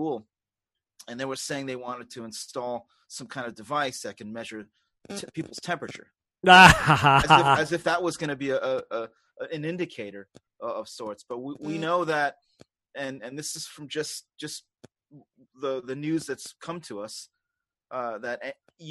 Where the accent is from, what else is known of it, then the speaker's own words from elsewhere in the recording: New York City, New York, United States; accent: Queens; moved away as an adult; now in upstate New York, United States; I was born in Queens, so that's the accent that you're hearing.